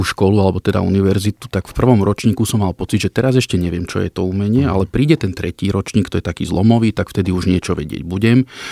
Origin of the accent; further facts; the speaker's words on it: Gemer, Slovakia; Ja som vyrastal na Gemery.